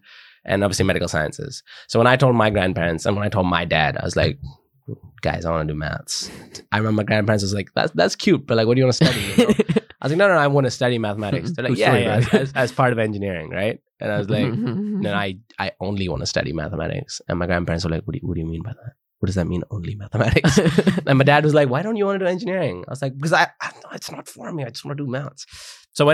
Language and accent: English; United Kingdom; Oh, because, man, I'm British national.